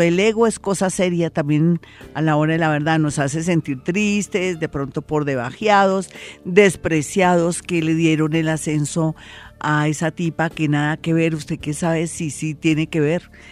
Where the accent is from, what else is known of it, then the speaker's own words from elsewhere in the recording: Colombia; uno como colombiano